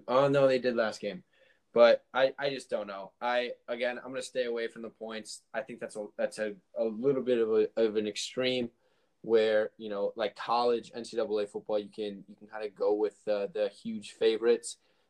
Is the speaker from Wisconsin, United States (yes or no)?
yes; Wisconsin, United States; we are from Wisconsin.